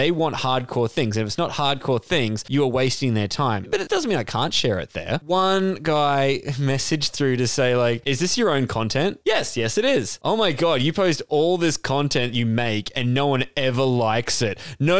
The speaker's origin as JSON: {"language": "English", "region": "Yorkshire and the Humber", "country": "United Kingdom", "said": "I'm a Yorkshireman man, like a guy from Yorkshire."}